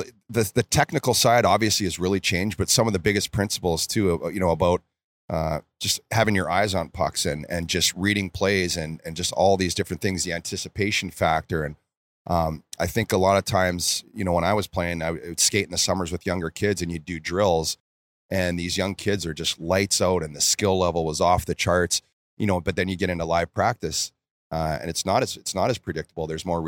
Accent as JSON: {"language": "English", "town": "Red Deer", "region": "Alberta", "country": "Canada", "tie": "born or raised there", "said": "Yeah, it was Red Deer. And just growing up"}